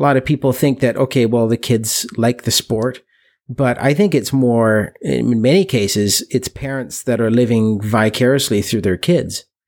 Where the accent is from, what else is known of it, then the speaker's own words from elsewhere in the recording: Canada; we're from Canada, where hockey is, is a huge sport.